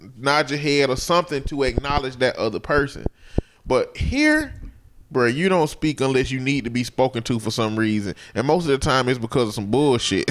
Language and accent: English; Alabama, United States; I told him I'm not a local though. I'm from Alabama